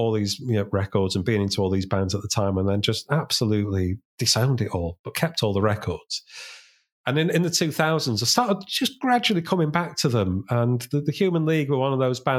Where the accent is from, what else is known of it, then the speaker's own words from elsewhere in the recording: Sheffield, Yorkshire and the Humber, United Kingdom; they were from my hometown. I'm from Sheffield